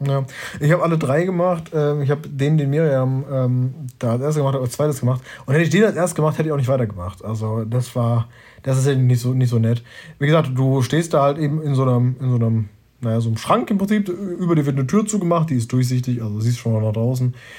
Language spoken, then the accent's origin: German; Germany; ich als Deutscher